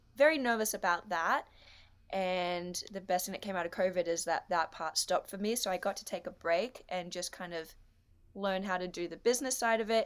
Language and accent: English; Australia; I'm an Australian dancer, actress, comedian, artist, photographer, business owner